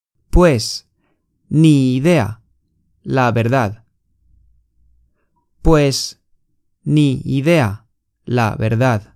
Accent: Spain; Chinese is a second language; 我们西班牙人会怎么发音呢？

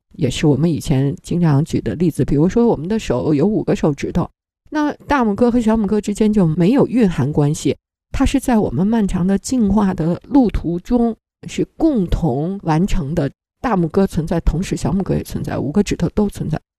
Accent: China; 我们中国人

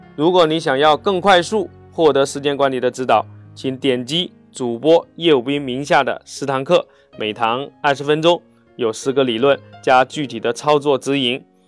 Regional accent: China; 我们中国人

